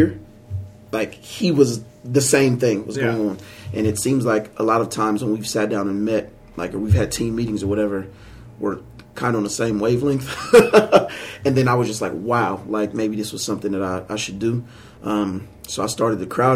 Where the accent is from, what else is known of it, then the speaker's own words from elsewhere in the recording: Portsmouth, Ohio, United States; also born or lived in Columbus, Ohio; there's no way I'm moving back to Portsmouth, because I was gone for 4 years.